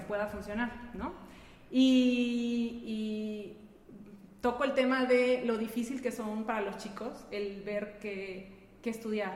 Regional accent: Peru; moved away as an adult; now in León, Mexico; yo no soy de aquí, yo soy peruana, llegué hace... En este mes, julio, cumplo 16 años aquí.

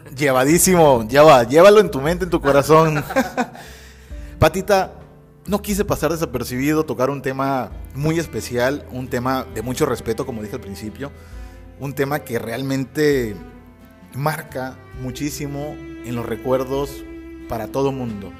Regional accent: Mexico; aquí en México

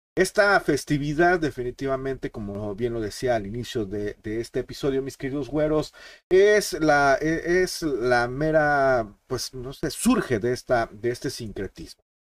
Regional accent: Mexico; los que somos mexicanos

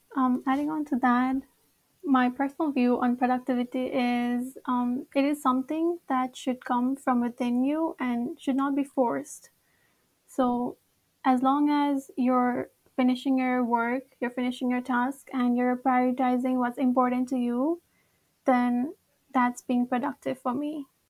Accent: Nepal; now in Japan; I'm from Nepal, and I'm a third year

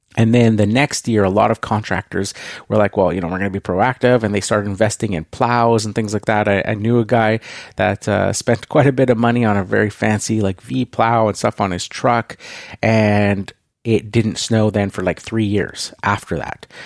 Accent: Canada; I am Canadian

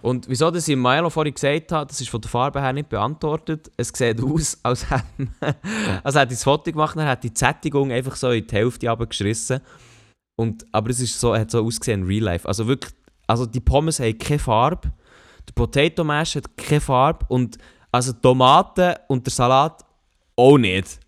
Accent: Switzerland; als Schweizer

